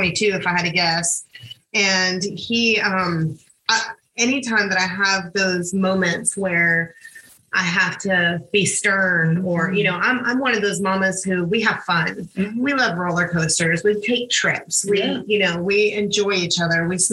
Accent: Georgia, United States; I was raised that way. I'm from Georgia.

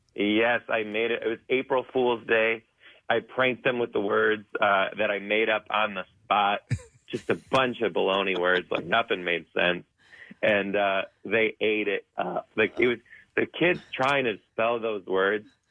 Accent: Detroit, Michigan, United States; I'm from Detroit

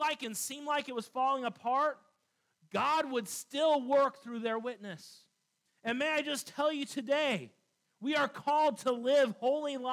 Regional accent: United States; I am an American through and through, and I love this country

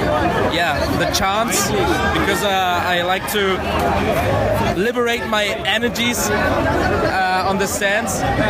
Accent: Germany; now in Medellin, Colorado, United States; I'm Colombian German.

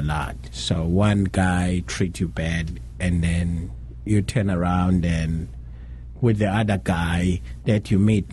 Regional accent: South Africa; now in United States; as a South African

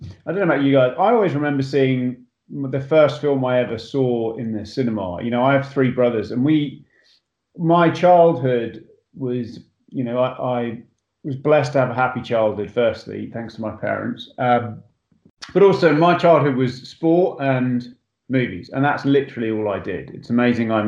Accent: Botany Bay, north London, United Kingdom; accent: English; moved away as an adult; also born or lived in Hertfordshire, England; now in Los Angeles, United States; I actually grew up in a place called Botany Bay, which is where I also used to play cricket. But it's in between a place called Enfield and Potter's Bar. So just sort of north London

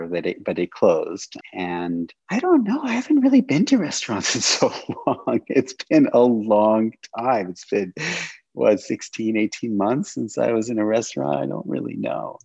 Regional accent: New York City, New York, United States; also born or lived in Berkeley, California; now in Madison, United States; I'm from New York City

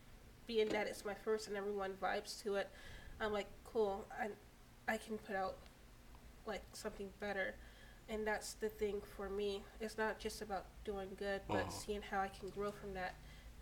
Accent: Fayetteville, North Carolina, United States; also born or lived in Virginia; Growing up in Fayetteville, my mom was super religious.

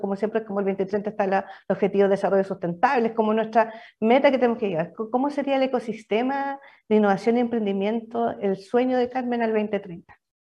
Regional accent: Biobío, Chile; yo también soy, de región, soy de, de Bio

